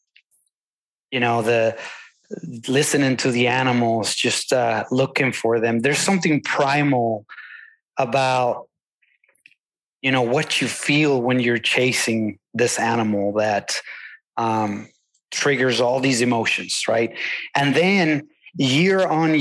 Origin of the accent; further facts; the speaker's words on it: Venezuela; now in Texas, United States; I come from Venezuela, a very different ecosystem. And I also live in Texas